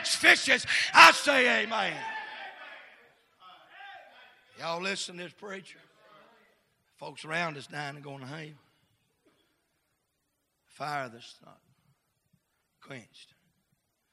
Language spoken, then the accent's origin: English; United States; I'm an American